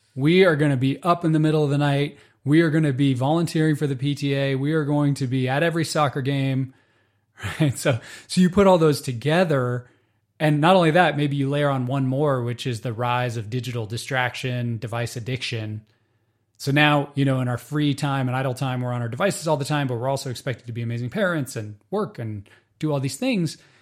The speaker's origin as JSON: {"language": "English", "country": "United States", "tie": "born or raised there", "said": "Growing up in the United States"}